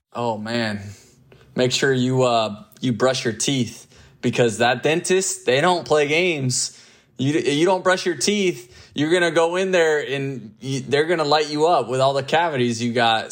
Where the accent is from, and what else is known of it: Tampa Bay, Florida, United States; born or raised there